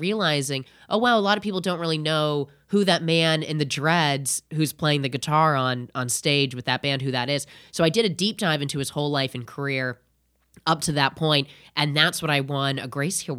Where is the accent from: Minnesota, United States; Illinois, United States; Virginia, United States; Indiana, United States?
Indiana, United States; I'm from Indiana originally.